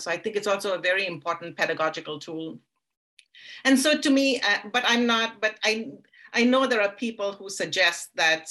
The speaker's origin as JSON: {"language": "English", "country": "India", "tie": "born or raised there", "said": "because I grew up in India and I grew up in a world of stories."}